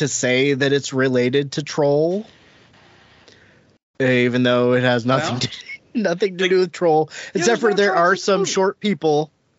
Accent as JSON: {"language": "English", "region": "Ohio", "country": "United States", "said": "I'm from Ohio."}